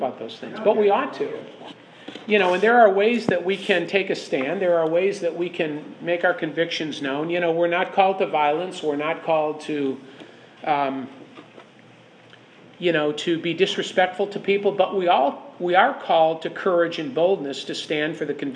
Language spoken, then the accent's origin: English; Chicago, Illinois, United States; I'm from Chicago